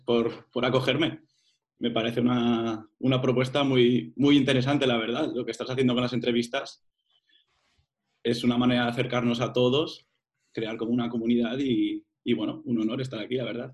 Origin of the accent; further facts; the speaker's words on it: Burjassot, Valencian Community, Spain; moved away as an adult; Me apunté a la, banda de Burjasot, de mi pueblo